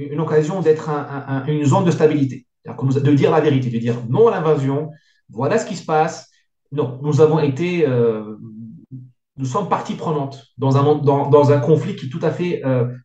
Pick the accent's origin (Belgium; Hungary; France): France; mais on est français, on n'est pas américain.